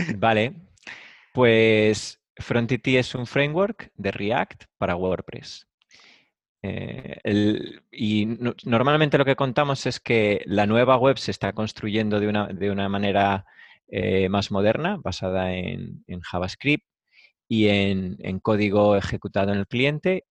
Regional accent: Valladolid, Castile and León, Spain; moved away as an adult; now in Madrid, Spain; yo soy de Valladolid, me vine a Madrid eh, para montar algo más gordo

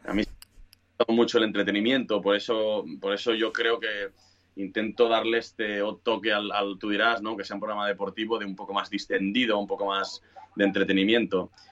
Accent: Sabadell, Catalonia, Spain; somos como pesados los de Sabadell

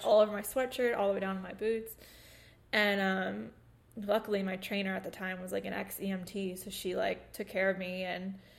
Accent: New York, United States; in our house that we grew up in in New York

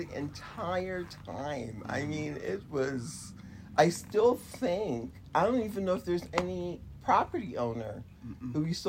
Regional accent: Jamaica; now in United States; So I think not being African American and being, I call myself Jamaican, makes a difference.

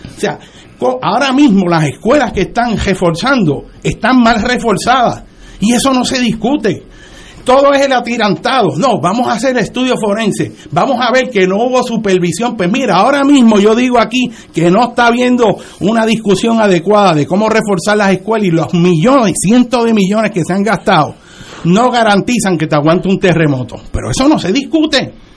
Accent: Puerto Rico; Nosotros como puertorriqueños

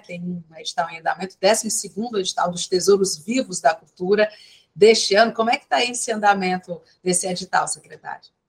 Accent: Ceará, Brazil; enquanto cearense

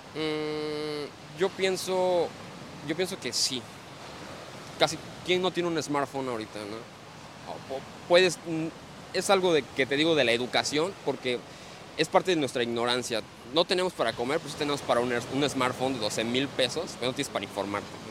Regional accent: Campeche, Mexico; moved away as an adult; also born or lived in Cancún / Playa del Carmen / Tulum; now in Quintana Roo, Mexico; yo soy este, originario del estado de Campeche

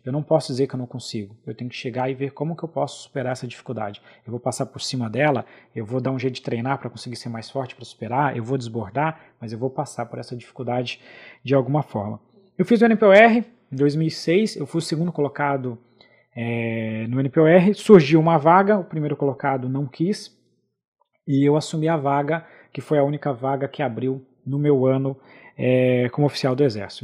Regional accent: Brazil; eu pude viajar pela primeira vez para fora do Brasil em 2004

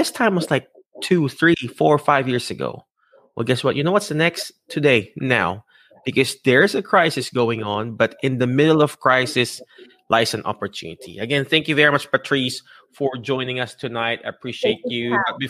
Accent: Philippines; an ordinary Filipino dude

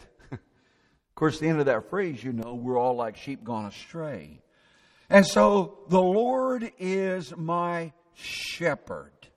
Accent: Indiana, United States; I grew up in Indiana

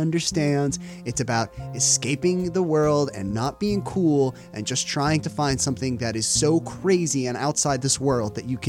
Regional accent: New Jersey, United States; I'm from New Jersey.

